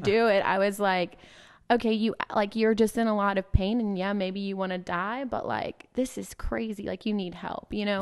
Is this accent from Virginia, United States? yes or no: no; Hill, Mississippi, United States; I grew up in Hill, Mississippi. So, um, that is South Mississippi, as south as you can get, about two thousand people